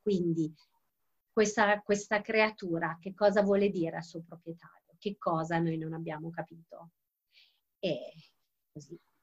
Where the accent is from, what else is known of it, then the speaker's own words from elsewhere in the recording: Calabria, Italy; moved away; al mare in Calabria perché io sono calabrese.